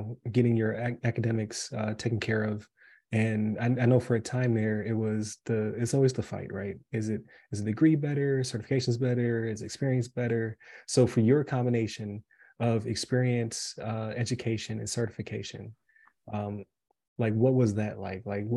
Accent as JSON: {"language": "English", "town": "Buffalo", "region": "New York", "country": "United States", "moved": "yes", "lives_now": "Wesley Chapel, United States", "said": "I'm from Buffalo originally"}